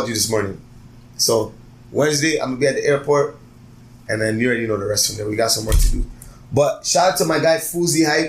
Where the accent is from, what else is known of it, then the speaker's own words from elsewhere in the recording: Toronto, Ontario, Canada; I'm from Toronto.